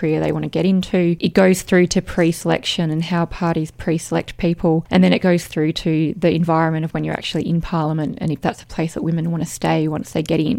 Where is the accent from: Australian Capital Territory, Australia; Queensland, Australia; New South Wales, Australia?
Australian Capital Territory, Australia; Canberra; I was from Canberra